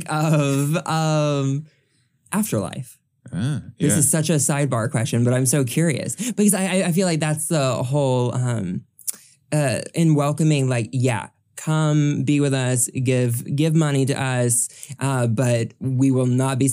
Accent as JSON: {"language": "English", "region": "the South", "country": "United States", "said": "I'm from the South."}